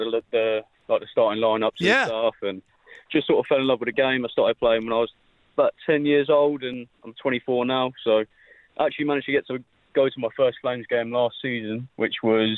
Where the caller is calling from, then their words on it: London, United Kingdom; accent: British; I'm calling from London.